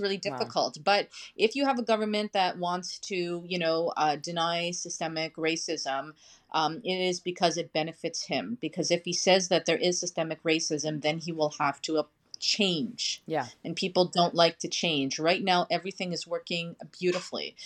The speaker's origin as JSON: {"language": "English", "town": "Lac La Ronge", "region": "Saskatchewan", "country": "Canada", "moved": "yes", "lives_now": "Montreal, Canada", "said": "I'm originally from Lac La Ronge, Saskatchewan"}